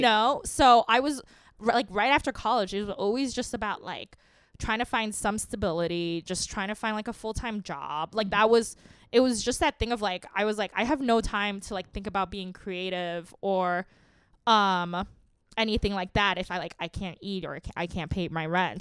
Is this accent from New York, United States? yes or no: yes; New York City, New York, United States; I grew up in Queens